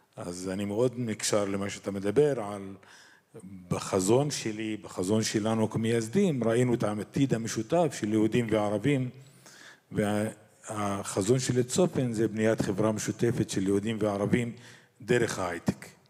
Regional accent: Israel; אני כאזרח ערבי במדינת ישראל

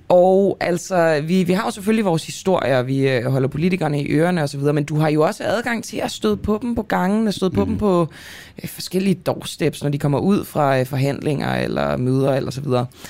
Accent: Denmark; som dansker

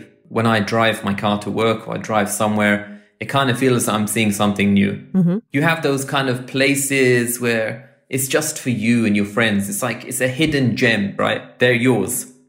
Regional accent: England, United Kingdom; now in Doha, Qatar; I'm from England.

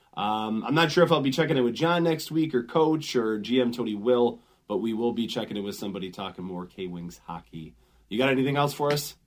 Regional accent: Grand Rapids, Michigan, United States; also born or lived in Detroit Metro, Michigan / Port Huron, Michigan / Iowa / Kalamazoo, Michigan; I grew up in West Michigan in Grand Rapids

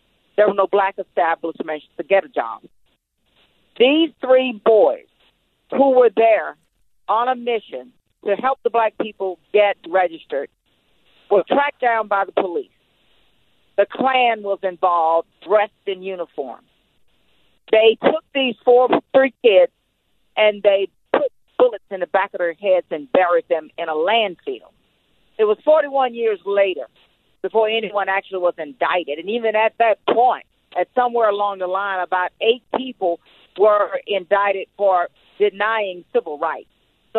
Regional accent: United States; moved away; also born or lived in South Carolina; I came from Georgia and South Carolina, from the cotton fields. I am nearly seven decades into this

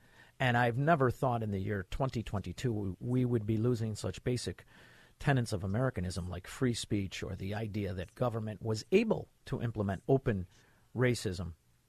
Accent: Chicago, Illinois, United States; I'm from Chicago, Illinois, and we are the nucleus of Democrat failure and corruption.

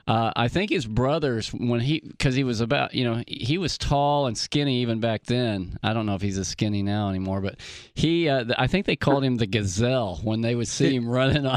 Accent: Oklahoma, United States; accent: Oklahoma drawl; now in Wisconsin, United States; I'm from Oklahoma, but I'm up here in Wisconsin right now, so I'm a Marquette, Badger, Bucks, Brewers fan.

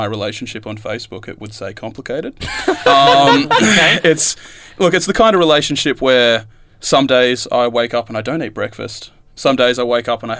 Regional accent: Australia; we are here in Australia

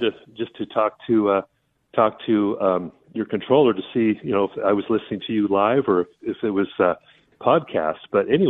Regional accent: Long Beach, California, United States; I was born in 54 in Long Beach, California, so. I'm not as young as I used to be.

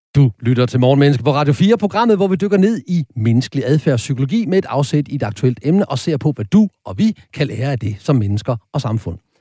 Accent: Horsens, Central Denmark Region, Denmark; Jeg kommer fra Horsens

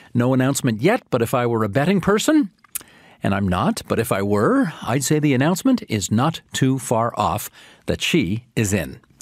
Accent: Ontario, Canada; my most formative years growing up in Ontario

